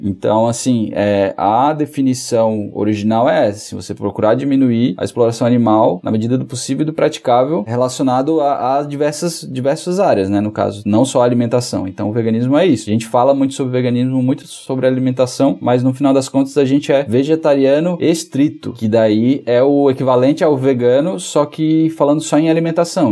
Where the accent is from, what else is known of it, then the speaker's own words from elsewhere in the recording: Fortaleza, Ceará, Brazil; moved away as an adult; now in Florianópolis, Brazil; Eu sou de Fortaleza, né? Na verdade, morei maior parte da minha vida em Fortaleza